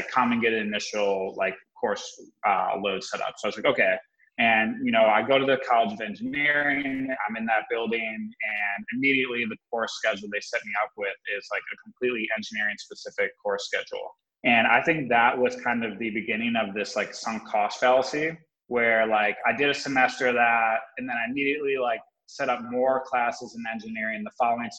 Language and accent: English; Wisconsin, United States; also born or lived in Connecticut; I was born out in Connecticut, but I grew up most of my life in the Midwest in Wisconsin